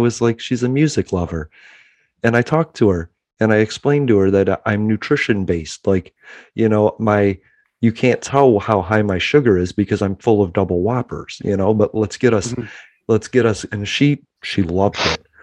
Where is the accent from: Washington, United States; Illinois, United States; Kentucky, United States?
Illinois, United States; Chicago; now in Pensacola, United States; I'm from Chicago